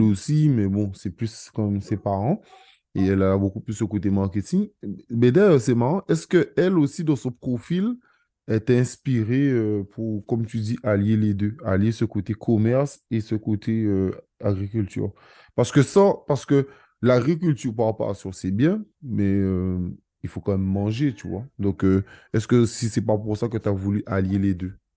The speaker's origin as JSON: {"language": "French", "region": "Guadeloupe", "country": "France", "said": "je suis guadeloupéen"}